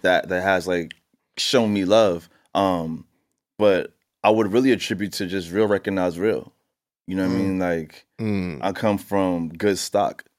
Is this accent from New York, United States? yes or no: yes; New York City, New York, United States; growing up in Queens and riding my bike up and down Merrick Boulevard